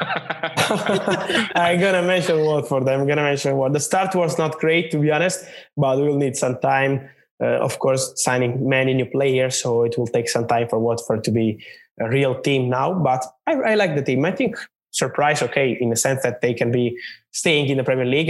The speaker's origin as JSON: {"language": "English", "town": "Naples", "region": "Campania", "country": "Italy", "moved": "as an adult", "lives_now": "Milan, Italy", "said": "I'm, I'm from Napoli, from Naples in Italy. Then I moved when I was 18. I moved to, to Milan in the north of Italy, uh, where I live now"}